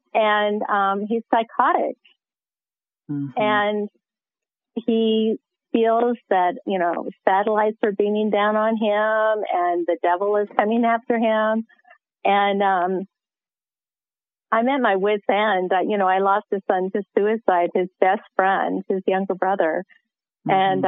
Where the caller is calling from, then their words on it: Colorado Springs, Colorado, United States; I'm calling from Colorado Springs, Colorado.